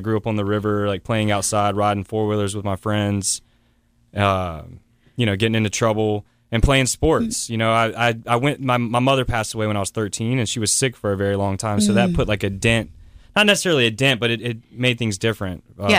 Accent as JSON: {"language": "English", "town": "West Columbia", "region": "South Carolina", "country": "United States", "tie": "born or raised there", "said": "I was born in West Columbia, South Carolina."}